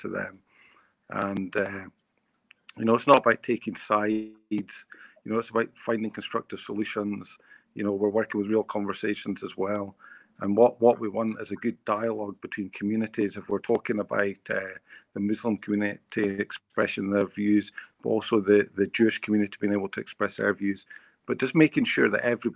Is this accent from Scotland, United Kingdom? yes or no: yes; Scotland, United Kingdom; moved away as an adult; now in Yorkshire, United Kingdom; I'm from Scotland, and by my accent, you may or may not pick that up. But, you know, I've been living in Yorkshire for 11 years